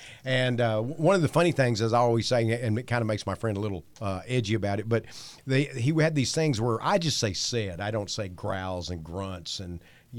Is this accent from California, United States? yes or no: no; Texas, United States; I'm from Texas